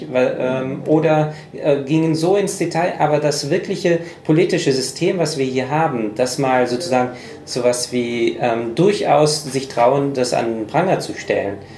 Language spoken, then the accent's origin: German; United States; Und ich bin Amerikaner.